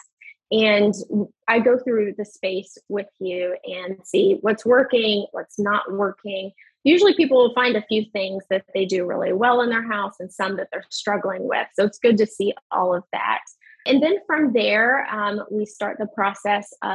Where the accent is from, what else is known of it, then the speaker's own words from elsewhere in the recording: Western Kentucky, United States; moved away; I'm from Western Kentucky